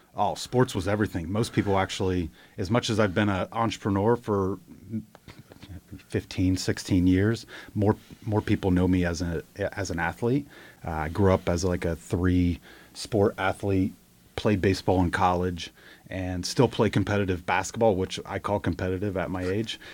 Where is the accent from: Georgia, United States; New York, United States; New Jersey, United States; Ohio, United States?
Ohio, United States; moved away as an adult; now in Charlotte, United States; I grew up in Ohio, moved to Charlotte like fifteen years ago to start my business career